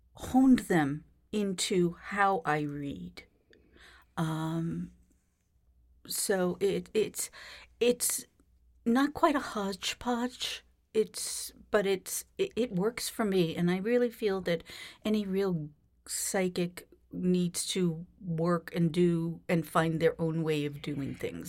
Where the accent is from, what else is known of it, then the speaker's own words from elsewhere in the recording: Boston, Massachusetts, United States; born in Boston